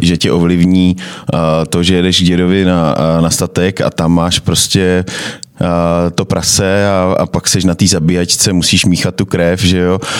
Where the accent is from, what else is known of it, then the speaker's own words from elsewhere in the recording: Moravia, Czechia; now in Prague, Czechia; u nás na Moravě